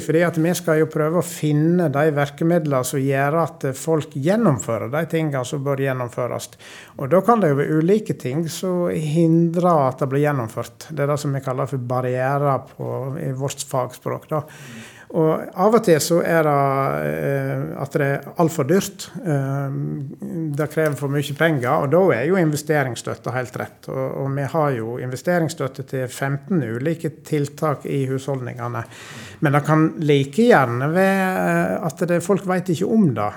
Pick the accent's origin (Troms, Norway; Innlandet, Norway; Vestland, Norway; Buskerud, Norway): Vestland, Norway; Sogn; accent: sogning; moved away as an adult; now in Trøndelag, Norway; Jeg vokste opp i ei lita bygd på Vestlandet som heter Ortenvik.